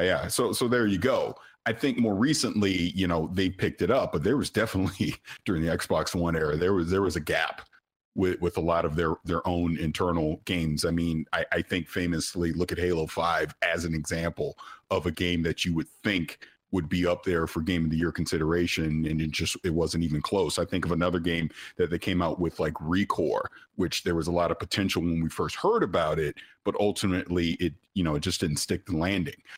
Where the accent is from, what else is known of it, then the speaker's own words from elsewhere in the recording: St. Petersburg, Florida, United States; I'm from Saint Petersburg, Florida